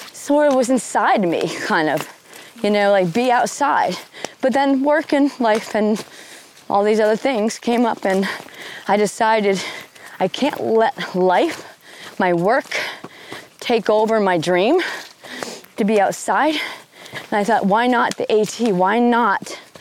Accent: Western Massachusetts, United States; I grew up in Western Massachusetts, and my parents were avid hikers.

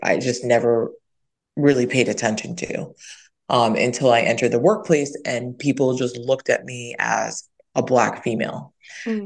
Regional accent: New York, United States; I am originally from New York, and my parents are, I'm 100% Dominican. My parents are from Dominican Republic

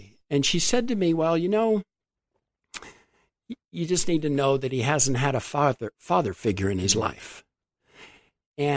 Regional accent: Globe, Arizona, United States; now in Phoenix, United States; I grew up in Globe, so I'm a small town kid.

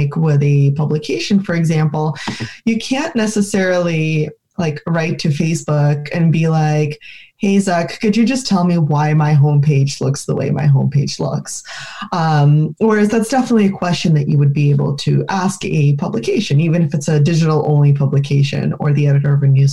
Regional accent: Ukraine; we saw it in Ukraine, my home country

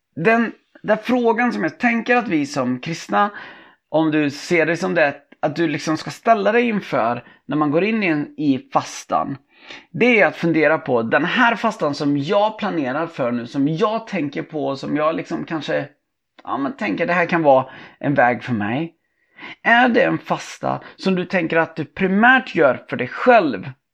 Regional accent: Tibro, Västra Götaland, Sweden; min uppväxt i Tibro

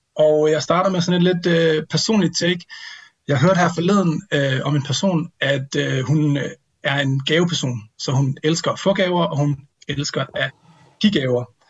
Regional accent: North Jutland, North Denmark Region, Denmark; moved away; hjemme med mine forældre i Vuelskov i Nordjylland

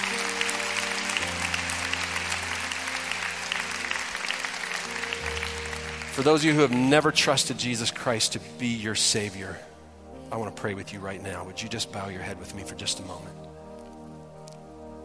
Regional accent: Detroit, Michigan, United States; I grew up in Detroit

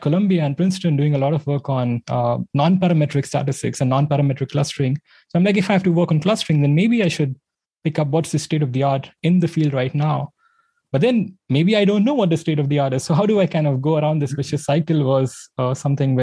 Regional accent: India; I grew up in India

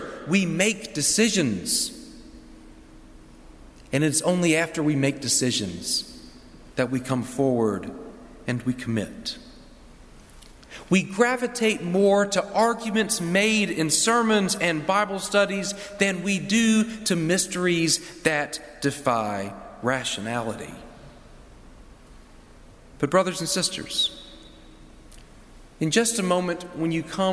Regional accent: Orangeburg, South Carolina, United States; Growing up in Orangeburg, we would eat the Lord's Supper once a quarter.

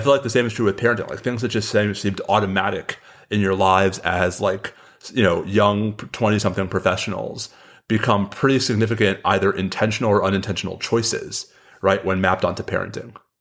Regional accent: New York, United States; also born or lived in Washington, D.C.; now in Austin, United States; I grew up in New York

